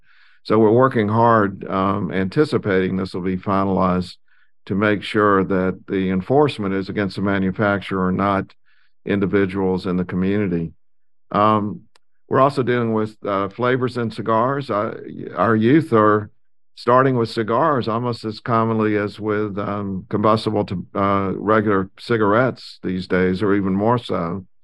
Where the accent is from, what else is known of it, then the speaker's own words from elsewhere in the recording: South Carolina, United States; And, you know, I grew up in South Carolina and North Carolina.